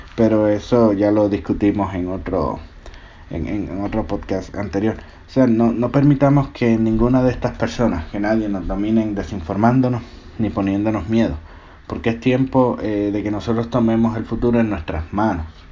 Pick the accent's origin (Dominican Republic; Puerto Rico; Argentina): Puerto Rico; now in Georgia, United States; mi isla Puerto Rico.